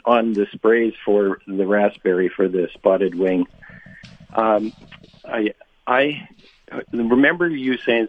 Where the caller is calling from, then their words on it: Brandon, Manitoba, Canada; I'm calling from Brandon.